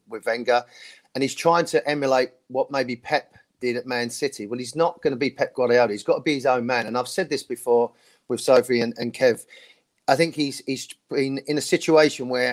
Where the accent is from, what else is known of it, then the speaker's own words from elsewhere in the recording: London, United Kingdom; North London. I was born in Islington